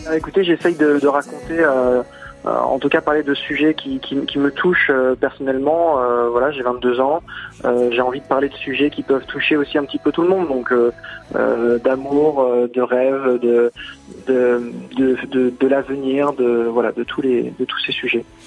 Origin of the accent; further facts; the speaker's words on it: Metz, Grand Est, France; je suis originaire de Metz.